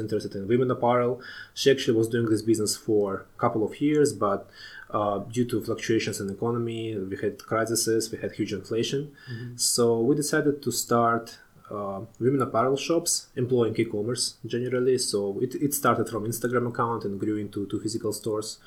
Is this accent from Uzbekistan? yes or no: yes; Tashkent, Uzbekistan; moved away as an adult; I was born in Tashkent in Uzbekistan, the capital of Uzbekistan.